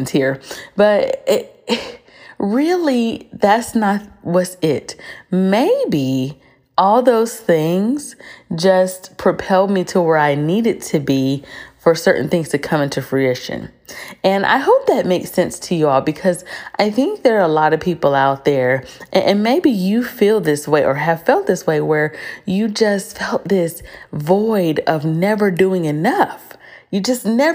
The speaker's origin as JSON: {"language": "English", "country": "United States", "said": "we are from the United States"}